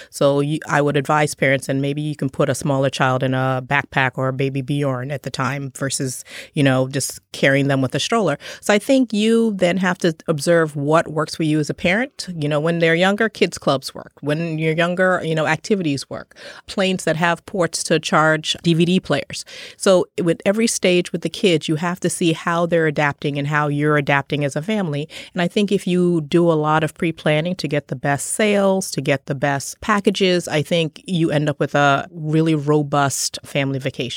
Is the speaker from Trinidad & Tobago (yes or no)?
yes; Trinidad & Tobago; I was born in Trinidad